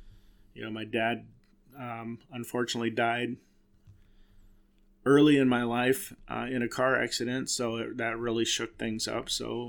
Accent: Silvis, Illinois, United States; I grew up in Silvis, Illinois.

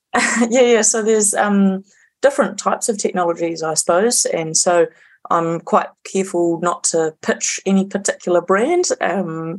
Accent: Hauraki Plains, Waikato, New Zealand; moved away as an adult; also born or lived in Canterbury; now in Auckland, New Zealand; I grew up in the Hauraki Plains, which is uh, the top of the North Waikato

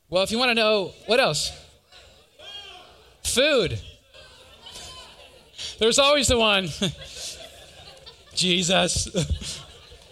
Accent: Wisconsin, United States; I'm from Wisconsin.

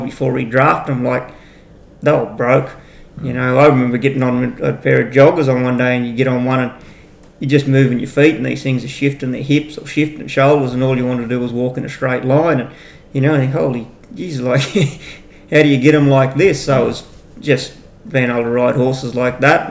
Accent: Inverell, New South Wales, Australia; born or raised there; also born or lived in Manila, New South Wales

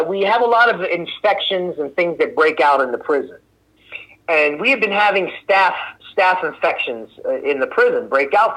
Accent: Philadelphia, Pennsylvania, United States; Me growing up in South Philly

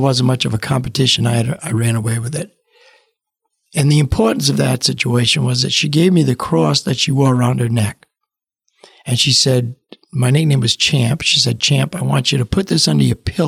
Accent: Cranston, Rhode Island, United States; growing up in Cranston, Rhode Island

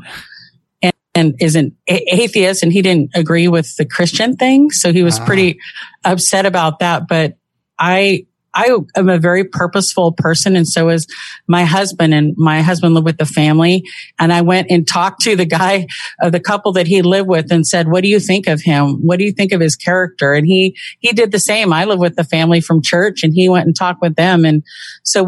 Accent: Southern California, United States; now in Washington, United States; I was raised in Southern California from, I would say, kind of a tumbleweed childhood.

